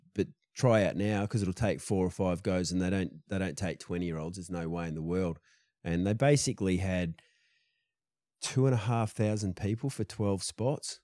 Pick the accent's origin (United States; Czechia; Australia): Australia; Perth, Western Australia; I grew up, like, in the suburbs of Perth.